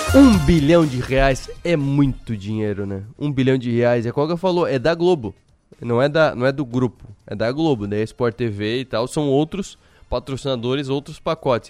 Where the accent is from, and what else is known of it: Brazil